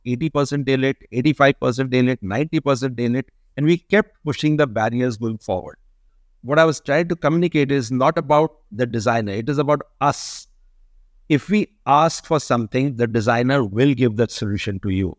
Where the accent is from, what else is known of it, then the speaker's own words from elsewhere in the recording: India; we are a country which get more than three hundred days of daylighting